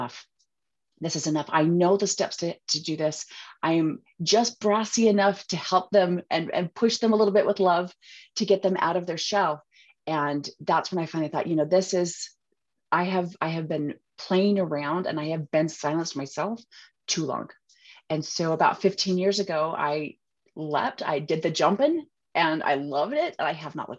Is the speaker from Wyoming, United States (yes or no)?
no; Utah, United States; accent: Utahnics; I am from Utah. I'm from the States. And there's a little bit, you can probably hear a little bit of my accent. We have a tendency to drop our T's